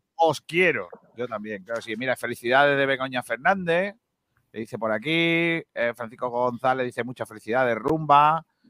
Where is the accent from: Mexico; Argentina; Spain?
Spain; Andalusia; lo que tiene ser andaluz